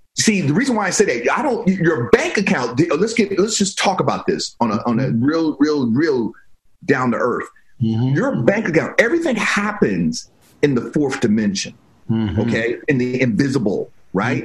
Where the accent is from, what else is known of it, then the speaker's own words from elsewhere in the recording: Silver Spring, Maryland, United States; moved away as an adult; also born or lived in Virginia; now in California, United States; I grew up in Silver Spring, Maryland